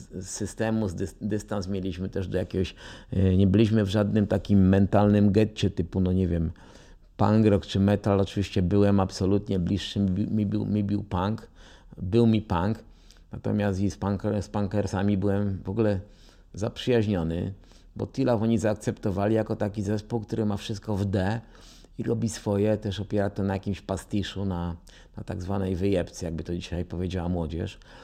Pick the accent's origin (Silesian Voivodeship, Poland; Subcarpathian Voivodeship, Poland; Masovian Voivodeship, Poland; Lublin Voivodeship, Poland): Silesian Voivodeship, Poland; Częstochowa; moved away as an adult; now in Warsaw, Poland; wychowałem się na Rakowie w Częstochowie